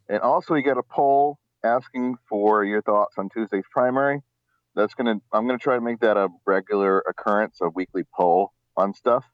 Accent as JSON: {"language": "English", "town": "Merrimack", "region": "New Hampshire", "country": "United States", "tie": "born or raised there", "said": "growing up in Merrimack"}